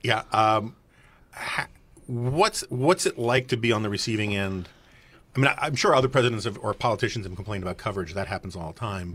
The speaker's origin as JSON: {"language": "English", "town": "New York City", "region": "New York", "country": "United States", "tie": "born or raised there", "said": "I grew up in New York City in the 1970s and 80s"}